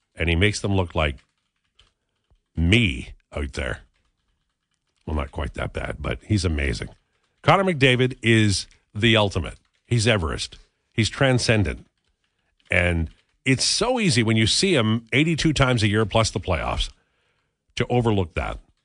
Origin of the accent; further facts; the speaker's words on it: Canada; I'm a Canadian.